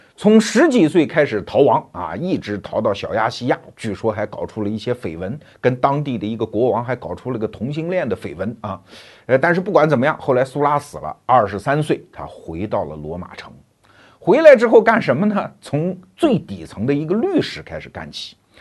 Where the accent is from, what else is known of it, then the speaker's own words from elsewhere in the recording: China; 我们中国人